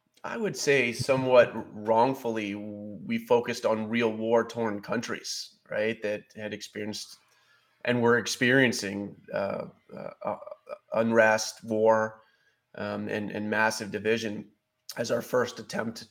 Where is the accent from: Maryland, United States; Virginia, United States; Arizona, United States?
Maryland, United States; Baltimore; moved away as an adult; I grew up in Baltimore City